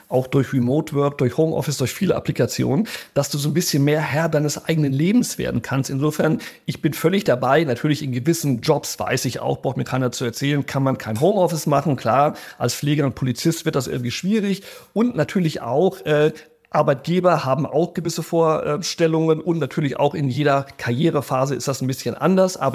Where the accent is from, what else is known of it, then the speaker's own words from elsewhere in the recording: Rio de Janeiro, Brazil; ich bin ja in Brasilien groß geworden, in Rio.